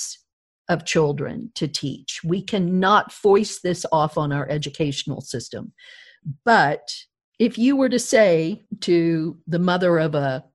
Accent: Deep South, United States; growing up in the South, the Deep South

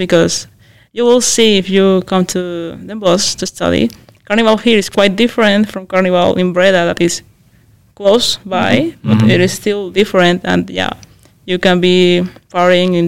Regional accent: Mexico; moved away as an adult; now in Netherlands; I'm from Mexico

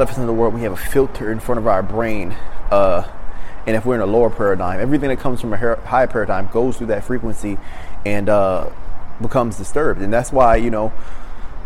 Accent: Baltimore, Maryland, United States; I'm from Baltimore

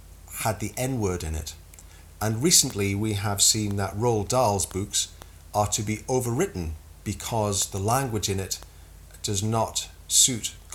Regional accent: United Kingdom

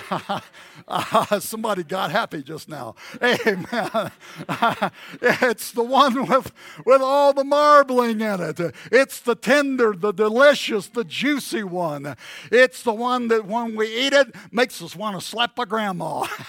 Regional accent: the South, United States; I grew up in the South

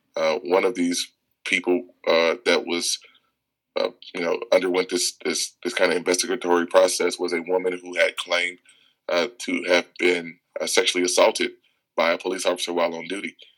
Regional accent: Chicago, Illinois, United States; I grew up on the South Side of Chicago

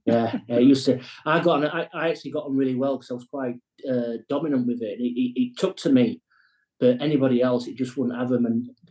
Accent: Sheffield, Yorkshire and the Humber, United Kingdom; moved away as an adult; also born or lived in Bristol; And I love my time in Bristol. Like I say, it's a fabulous place to live, completely different from where I was brought up from in Sheffield, but a fabulous place to live.

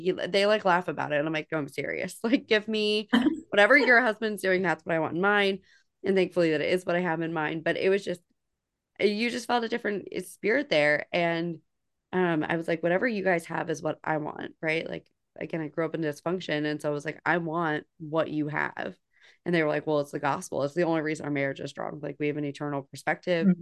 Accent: New Jersey, United States; now in the deep South, United States; I grew up in New Jersey. I live in the deep South now

